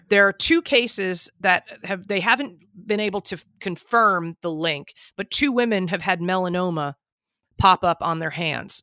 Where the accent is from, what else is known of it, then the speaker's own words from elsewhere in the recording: New Jersey, United States; I'm from Jersey